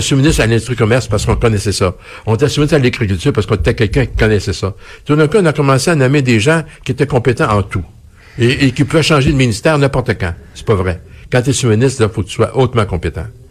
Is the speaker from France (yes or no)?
no; Quebec, Canada; quand on voyage, on dit qu'on est Québécois